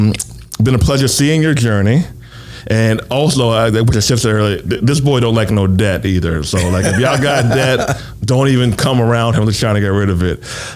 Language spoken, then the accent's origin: English; Westchester, New York, United States; I'm from New York, though. I'm from New York, so close enough. I'm from Westchester.